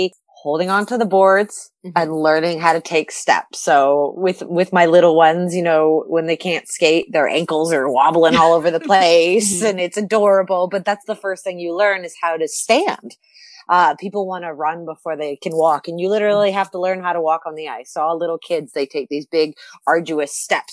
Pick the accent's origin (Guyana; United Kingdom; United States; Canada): Canada; Ontario; Growing up in Canada